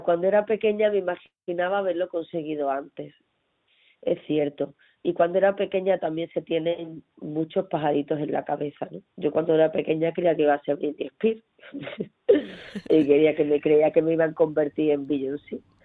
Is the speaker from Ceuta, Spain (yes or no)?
yes; Ceuta, Spain; soy una enamorada de Ceuta, de mi tierra